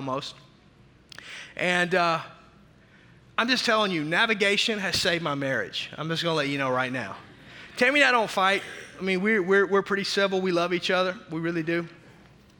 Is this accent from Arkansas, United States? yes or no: yes; Arkansas, United States; also born or lived in Tulsa, Oklahoma; now in Milwaukee, United States; growing up in Arkansas